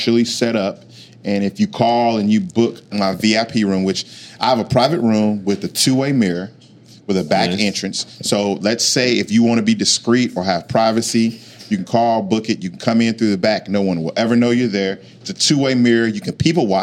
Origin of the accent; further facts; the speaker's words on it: Elmore City, Oklahoma, United States; I'm from Elmore City